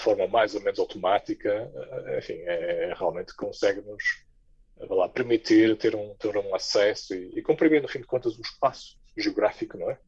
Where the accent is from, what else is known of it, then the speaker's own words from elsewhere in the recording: Porto, Norte, Portugal; moved away as an adult; also born or lived in Ghent, Belgium / Rotterdam, Netherlands / Paris, France; now in Luxembourg; Nascido, criado e alimentado no Porto